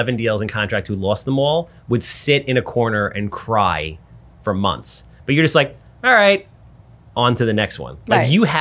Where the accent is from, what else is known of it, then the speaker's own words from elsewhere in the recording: Wantagh, New York, United States; I grew up in South Wanto